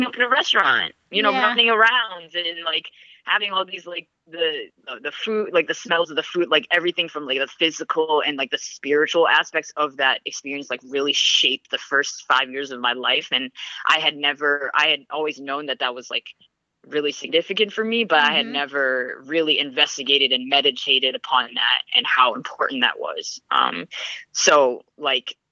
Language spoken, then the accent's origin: English; New England, United States; I grew up here in New England